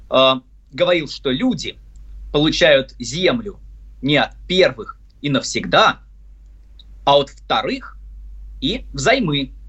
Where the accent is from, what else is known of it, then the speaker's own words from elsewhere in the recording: Volgograd, Volgograd Oblast, Russia; also born or lived in Saint Petersburg; В Санкт-Петербурге я родился, а в Волгограде я вырос, поэтому оба эти города для меня очень близки.